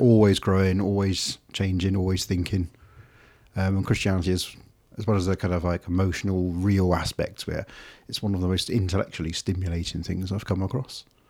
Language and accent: English; Devon, South West England, United Kingdom; I grew up on farms in Devon, dark skies, animals and wildlife everywhere.